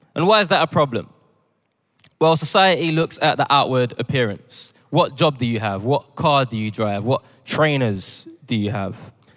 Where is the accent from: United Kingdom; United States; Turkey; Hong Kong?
United Kingdom; also born or lived in Ghana (parents); I was raised in the United Kingdom.